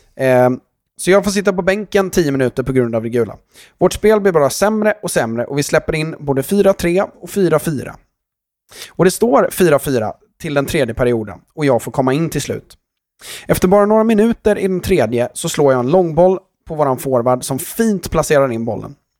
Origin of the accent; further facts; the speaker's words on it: Sweden; vi som är svenskar